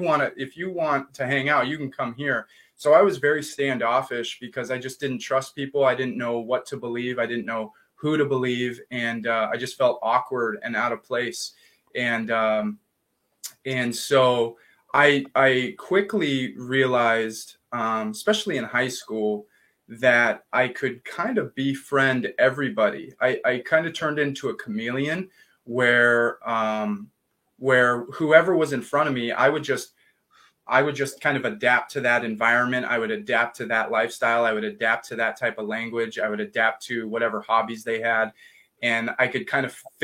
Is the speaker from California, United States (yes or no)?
yes; Riverside, California, United States; also born or lived in Upland, California / Laguna Beach, California; growing up in Riverside